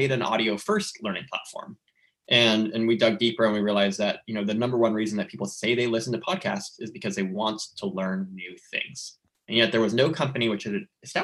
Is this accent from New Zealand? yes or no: no; Southern California, United States; moved away as an adult; also born or lived in Orange County / New York; I grew up in Southern California